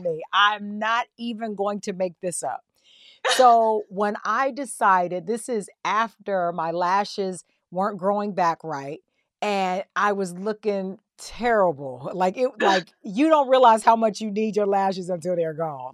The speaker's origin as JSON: {"language": "English", "region": "the South", "country": "United States", "said": "I'm a girl from the South"}